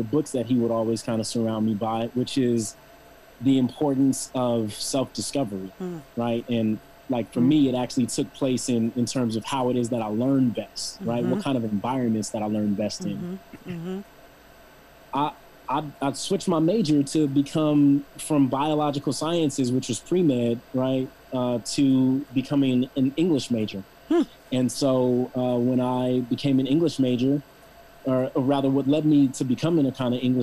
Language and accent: English; Los Angeles, California, United States; also born or lived in Penn State; I actually grew up in LA, down the street from USC, on 36th Place in between Normandy and Western